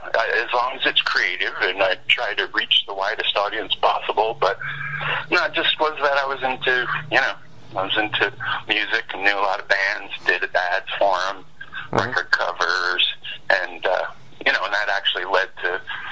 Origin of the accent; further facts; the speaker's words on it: Maine, United States; moved away; I was a tiny little spawn growing up in Maine